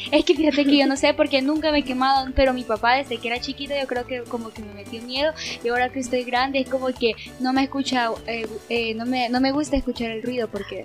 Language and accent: Spanish; El Salvador; las costumbres que nosotros tenemos como salvadoreños para Navidad